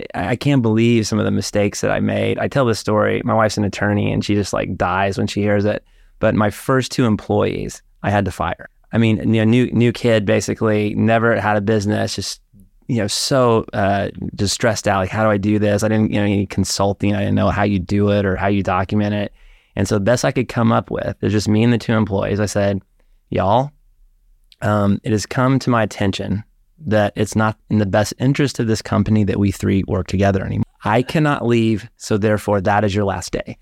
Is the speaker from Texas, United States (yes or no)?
yes; Dallas, Texas, United States; moved away as an adult; also born or lived in Austin, Texas; growing up in Dallas, my brother